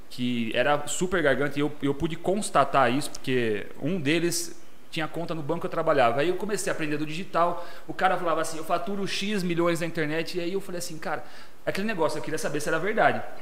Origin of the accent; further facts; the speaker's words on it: Jaú, São Paulo, Brazil; sou natural de Jaú